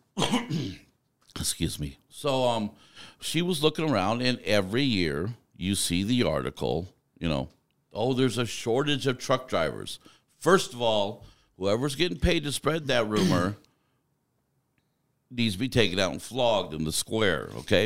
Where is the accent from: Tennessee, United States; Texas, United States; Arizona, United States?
Arizona, United States; also born or lived in Tucson; I grew up in mostly in Arizona for most of my life.